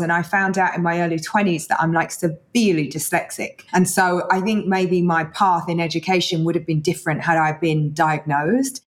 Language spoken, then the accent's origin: English; London, United Kingdom; I was born in East London. You know, my mum was a single working mum, and I'm the eldest of four girls